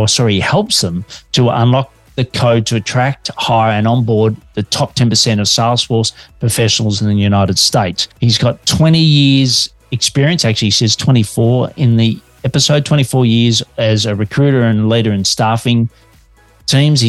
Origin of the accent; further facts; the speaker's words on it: Australia; Detecting an accent, I'm an Aussie working globally from Melbourne, Australia.